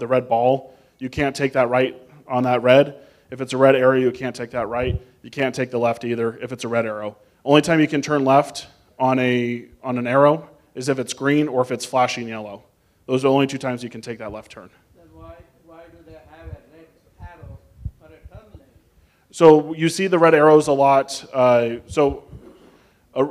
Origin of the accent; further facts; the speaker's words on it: Las Vegas, Nevada, United States; someone who was born and raised in Las Vegas